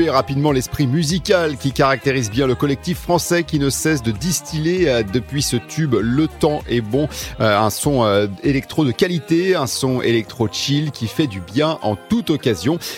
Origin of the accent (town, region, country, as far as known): Aix-en-Provence, Provence-Alpes-Côte d'Azur, France